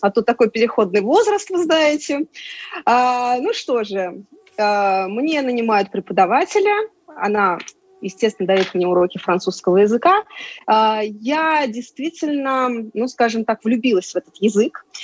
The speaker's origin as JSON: {"language": "Russian", "town": "Samara", "region": "Samara Oblast", "country": "Russia", "tie": "born or raised there", "moved": "as an adult", "lives_now": "France", "said": "я родилась в Самаре"}